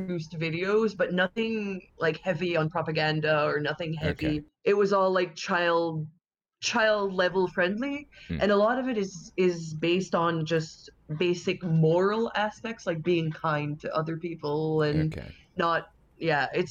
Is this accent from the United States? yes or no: no; Canada; in my hometown, it's one of the only ones in Canada, we have two Catholic monasteries